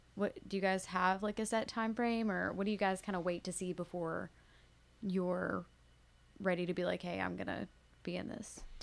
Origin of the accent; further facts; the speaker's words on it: Woodbury, United States; I'm from Woodbury